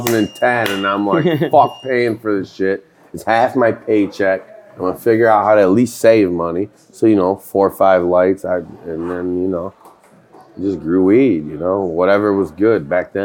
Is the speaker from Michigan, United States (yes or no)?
yes; Michigan, United States; North of Detroit.